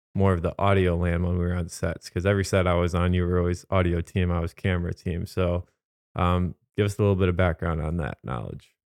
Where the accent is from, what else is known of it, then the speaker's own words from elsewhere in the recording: Holland, Michigan, United States; I'm from the Holland, Zeeland area, so we have tulip time.